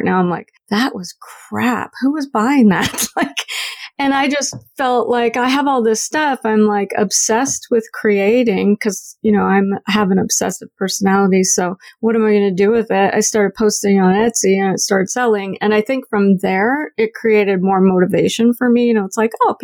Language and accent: English; the South, United States; born or raised there; moved away as an adult; now in Canada